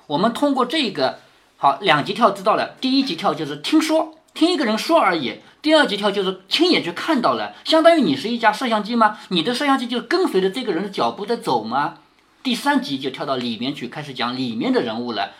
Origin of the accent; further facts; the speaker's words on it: China; 我们中国人